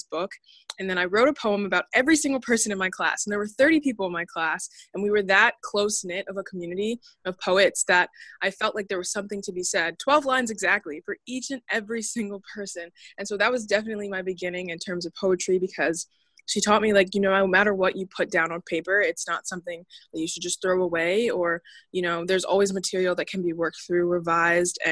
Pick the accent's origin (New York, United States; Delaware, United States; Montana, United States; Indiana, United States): Delaware, United States; I'm a writer from Delaware